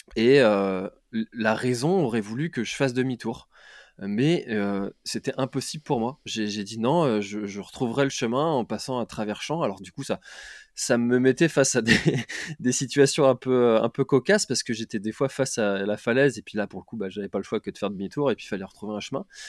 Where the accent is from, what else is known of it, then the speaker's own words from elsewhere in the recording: Brittany, France; now in Quimper, France; je suis breton, donc j'habite à, Quimper